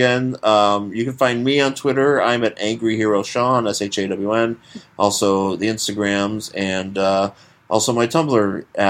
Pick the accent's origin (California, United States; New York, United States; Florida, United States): New York, United States; Buffalo; I grew up in Buffalo.